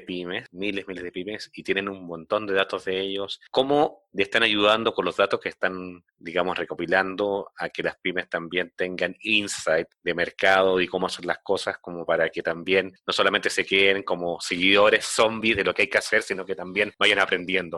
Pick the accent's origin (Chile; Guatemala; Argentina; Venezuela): Chile; moved away as an adult; now in Mexico; soy de Chile, pero bueno, vivo acá con hijos mexicanos hace casi 14, 15 años ya